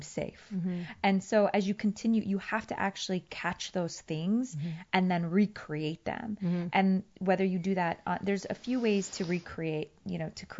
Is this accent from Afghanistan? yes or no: yes; Afghanistan; And they're mm-hmm. like, oh, yeah, where are you from? And I would say, Afghanistan.